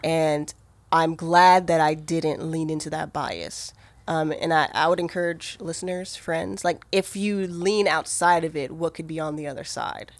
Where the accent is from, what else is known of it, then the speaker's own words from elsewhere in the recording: Maryland, United States; moved away; also born or lived in Georgia; I'm originally from Maryland